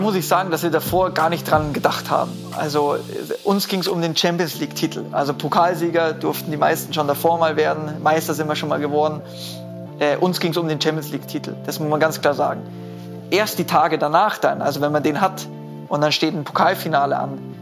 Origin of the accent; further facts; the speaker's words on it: Munich, Bavaria, Germany; Ich bin gebürtiger Mündner